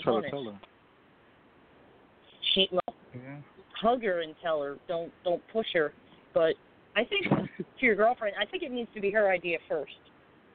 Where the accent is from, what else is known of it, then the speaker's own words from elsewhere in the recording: Philadelphia, Pennsylvania, United States; I'm from South Philly.